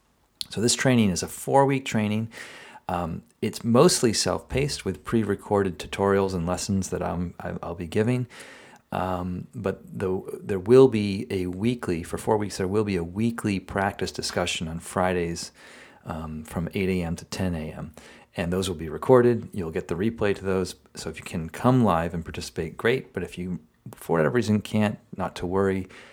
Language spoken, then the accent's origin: English; Marshfield, Massachusetts, United States; So she grew up in Quincy, Massachusetts, and I grew up in Marshfield.